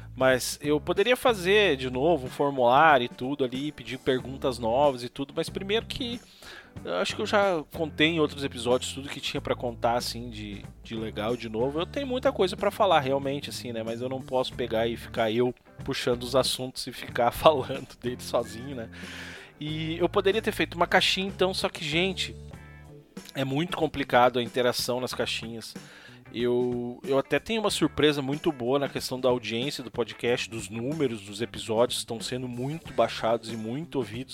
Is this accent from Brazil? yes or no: yes; Brazil; Canudos, que foi onde eu nasci